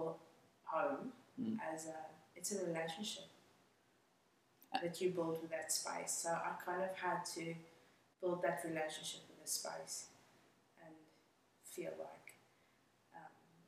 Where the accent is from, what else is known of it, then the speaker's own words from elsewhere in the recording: Johannesburg, Gauteng, South Africa; English is a second language; moved away as an adult; also born or lived in Cape Town, South Africa; now in Australia; I grew up in South Africa, in Johannesburg, and I lived in Cape Town for a little while.